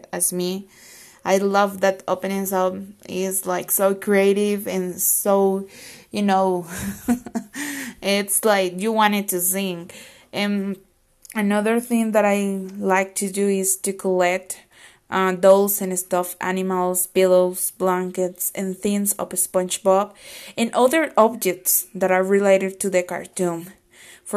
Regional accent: Costa Rica; from Costa Rica

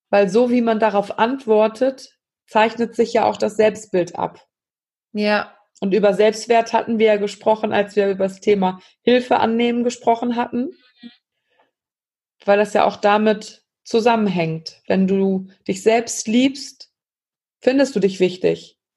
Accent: Germany; hier bei uns in Deutschland

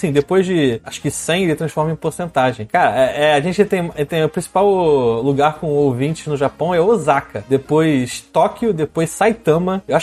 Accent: Uruguaiana, Rio Grande do Sul, Brazil; now in Porto Alegre, Brazil; Não, eu sou nascido de Uruguaiana.

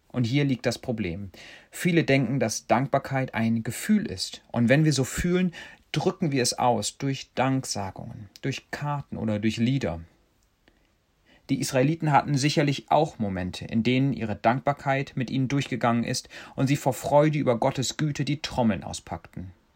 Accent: Germany; now in Kenya; wir Deutschen

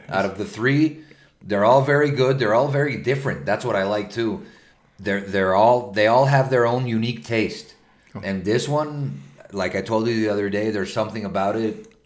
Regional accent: Venezuela; now in Mexico; From Venezuela, like me

